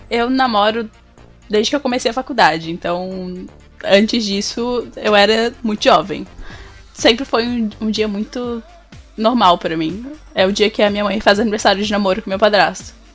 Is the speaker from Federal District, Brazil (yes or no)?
no; Florianópolis, Santa Catarina, Brazil; eu sou de Florianópolis